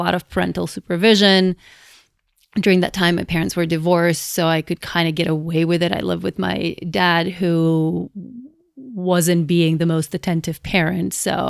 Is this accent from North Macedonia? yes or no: yes; Skopje, North Macedonia; moved away as an adult; now in United States; I was born and raised in Macedonia, which is a small country in Southeast Europe that used to be part of Yugoslavia. And I lived there until I was 24. So I moved here for my PhD